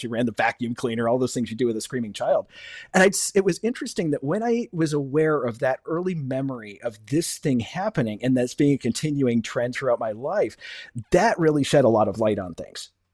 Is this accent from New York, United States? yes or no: yes; Buffalo, New York, United States; also born or lived in Cleveland; I've been back in, uh, my hometown of Buffalo, New York, for fifteen, sixteen years now